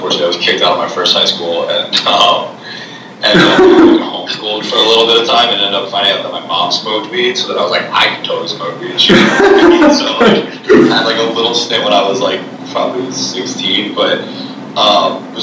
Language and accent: English; Philadelphia, Pennsylvania, United States; I'm from the Northeast. I'm from Philadelphia.